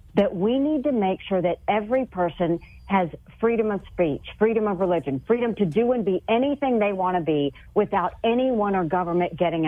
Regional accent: the South, United States; I'm from the South.

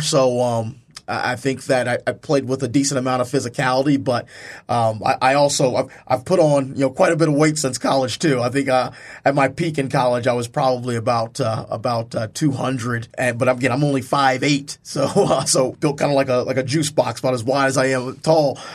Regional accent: Charlottesville, Virginia, United States; also born or lived in Brooklyn, New York; I'm originally from Charlottesville, Virginia. I'm actually born in Brooklyn, New York, but, uh, r-, raised in Charlottesville, Virginia

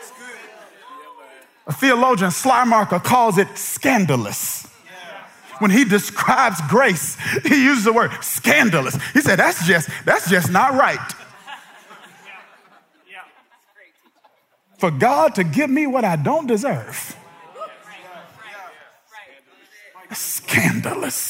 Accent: Kilmichael, Mississippi, United States; I'm from Kilmichael, Mississippi. Population 630 people

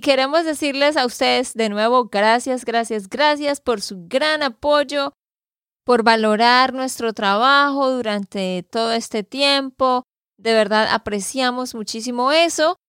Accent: Santander, Colombia; de Santander, Colombia

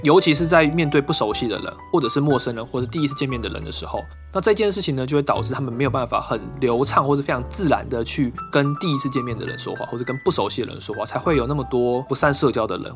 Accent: Taiwan; moved away as an adult; now in Japan; 因为我们都是台湾人

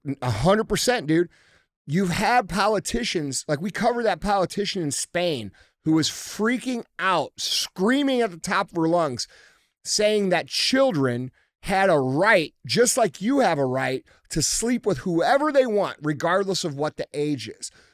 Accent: United States; we as American people

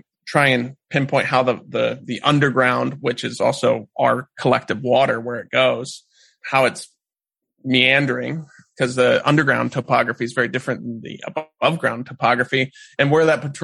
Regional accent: South Central Missouri, United States; moved away as an adult; also born or lived in Alaska; I grew up in South Central Missouri

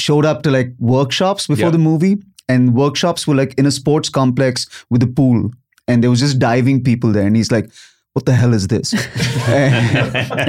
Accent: India; moved away as an adult; also born or lived in Lagos, Nigeria / New Delhi, India / United States; now in Los Angeles, United States; privileged household in India, mm-hmm. And then get moved to Lagos, Nigeria, where I get my ass whooped every week because I'm the kid from India.

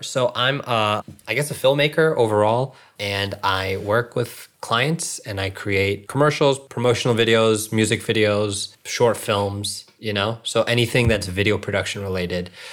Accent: Northern Virginia, United States; also born or lived in Springfield, Virginia / Reston, Virginia / Centreville, Virginia; I was born and raised in Northern Virginia

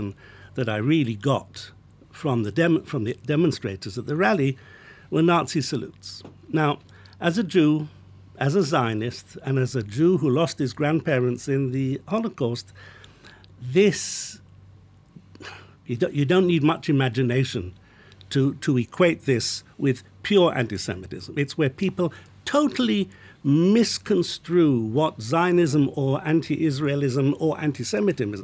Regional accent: Dundalk, Leinster, Ireland; my hometown in Dundalk

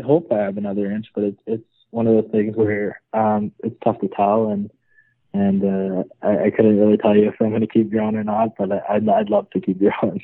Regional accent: Nobleton, Ontario, Canada; hometown's Nobleton, Ontario for me. Um, grew up there my whole life pretty much

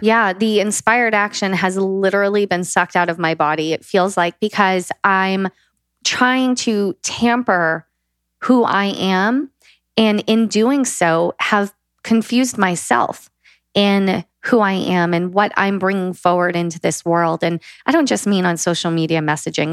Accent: the South of the USA, United States; I was raised in the South of the USA

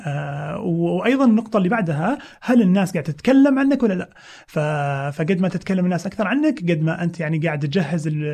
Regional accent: Saudi Arabia; عندنا بالسعوديه

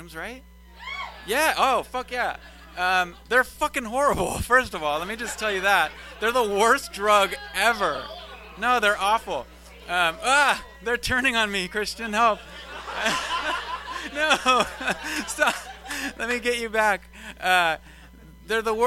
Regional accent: Sacramento, California, United States; also born or lived in Davis; I come from Sacramento

